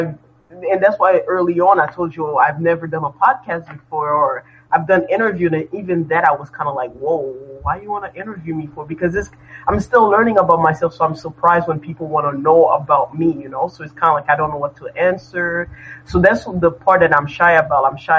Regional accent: New Jersey, United States; now in Montreal, Canada; My brother was raised here while I was raised in New Jersey.

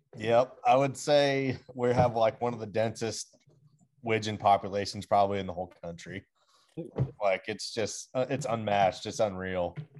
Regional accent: Pacific Northwest, United States; this is like home ground that I grew up on

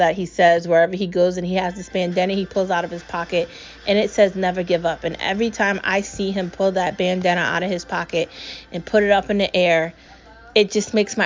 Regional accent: United States; I was born here. I've lived here my entire life

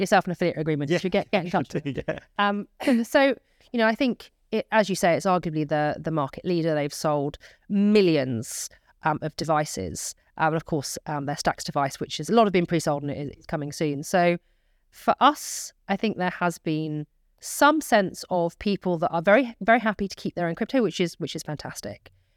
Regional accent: United Kingdom; as British citizens

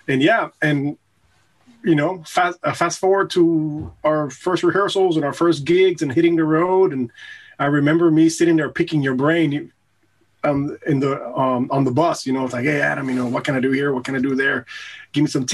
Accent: Puerto Rico; also born or lived in United States; now in Germany; I was born and raised in Puerto Rico

